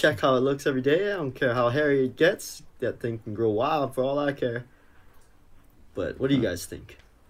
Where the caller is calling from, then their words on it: Honolulu, Hawaii, United States; I'm calling in from Honolulu, Hawaii